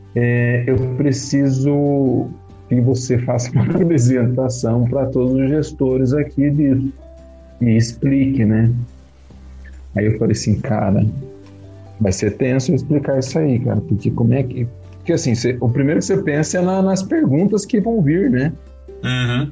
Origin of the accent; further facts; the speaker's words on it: Jacareí, São Paulo, Brazil; moved away as an adult; also born or lived in Manaus / Fortaleza / Mauá; now in Jundiaí, Brazil; sou natural de Jacareí